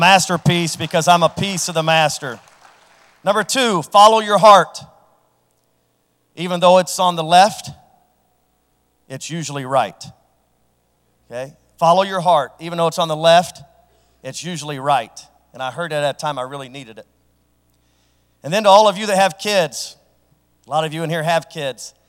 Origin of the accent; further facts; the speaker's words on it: Franklin, Ohio, United States; a guy from Franklin that as a elementary school student had a speech impediment